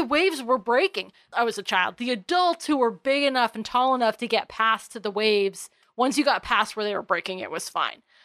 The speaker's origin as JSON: {"language": "English", "country": "United States", "tie": "born or raised there", "said": "I grew up on Long Island Sound, so the waves are relatively small to non-existent out there."}